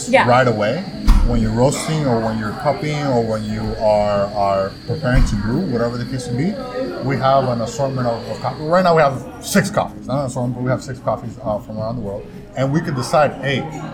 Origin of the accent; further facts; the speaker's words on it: Miami, Florida, United States; moved away as an adult; now in Orlando, United States; we're from Miami